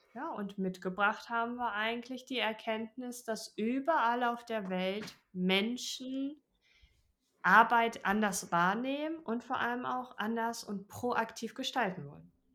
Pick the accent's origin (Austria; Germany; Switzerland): Germany; bei uns in Deutschland